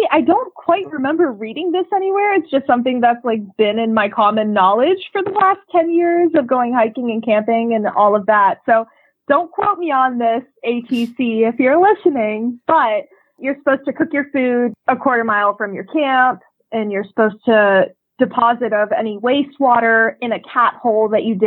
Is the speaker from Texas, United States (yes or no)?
no; Asheville, North Carolina, United States; I live in Asheville, North Carolina, which is my hometown